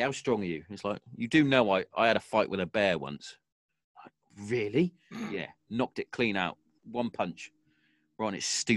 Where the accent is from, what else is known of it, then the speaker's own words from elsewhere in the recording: Hereford, West Midlands, United Kingdom; I'm originally from Hereford, because that's where we moved